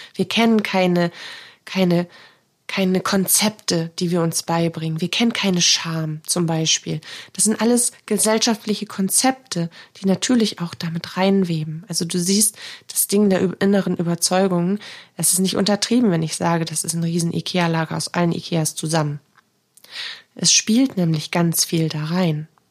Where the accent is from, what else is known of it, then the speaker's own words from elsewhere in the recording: Northern Germany, Germany; bei uns im Norden